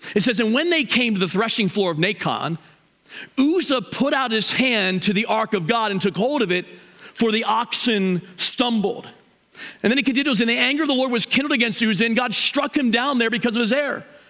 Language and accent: English; Hagerstown, Maryland, United States; now in Mansfield, United States; I'm from Hagerstown. I'm a West Ender